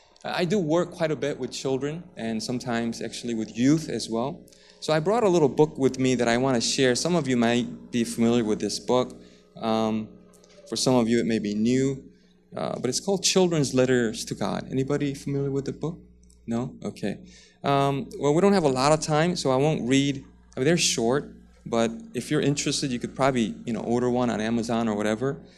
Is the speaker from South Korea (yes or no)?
yes; South Korea; moved away; also born or lived in United States; I grew up in Korea and went to school in the States for a little bit